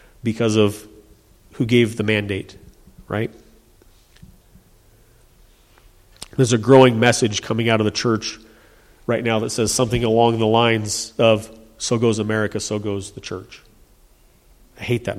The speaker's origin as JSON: {"language": "English", "country": "United States", "said": "I'm an American"}